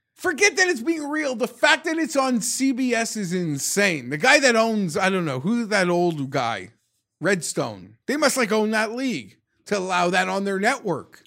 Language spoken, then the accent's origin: English; Canada; as a Canadian